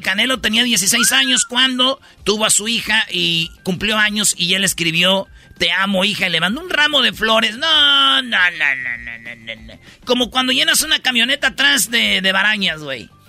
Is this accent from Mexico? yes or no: yes; Mexico; soy mexicano